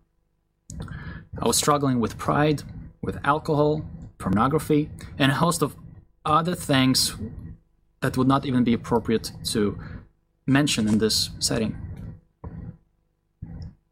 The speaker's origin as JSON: {"language": "English", "country": "Israel", "tie": "born or raised there", "said": "I grew up in a Russian Jewish family. My parents believed in Jesus when I was still a young boy. So even though we were raised in Israel"}